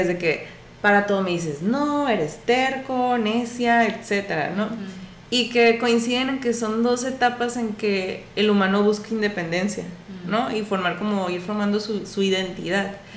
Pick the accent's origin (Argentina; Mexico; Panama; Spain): Mexico; como cultura mexicana y a, lo mejor latinoamericana